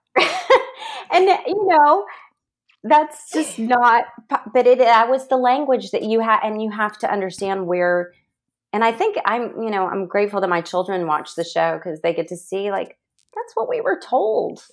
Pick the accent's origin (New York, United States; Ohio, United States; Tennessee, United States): Tennessee, United States; Nashville; growing up in Nashville, I had a really safe childhood.